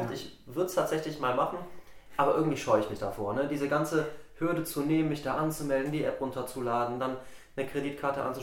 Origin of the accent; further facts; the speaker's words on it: Salzburg, Austria; wenn ich äh, dann Richtung äh, meiner Heimat fahre, also runter nach Salzburg.